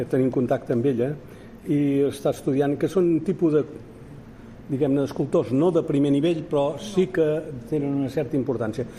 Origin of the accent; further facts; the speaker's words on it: Majorca, Balearic Islands, Spain; Jo vaig néixer a Mallorca, com els tres grans